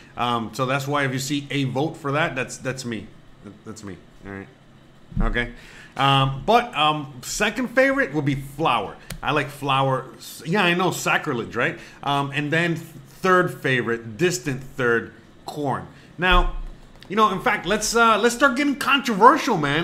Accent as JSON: {"language": "English", "town": "Miami", "region": "Florida", "country": "United States", "moved": "as an adult", "lives_now": "Merida, Mexico", "said": "I'm from Miami"}